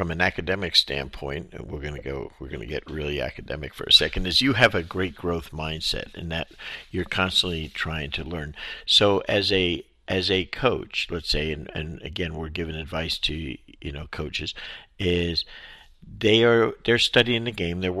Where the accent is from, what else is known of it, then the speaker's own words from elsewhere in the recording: New Jersey, United States; because I'm from Jersey.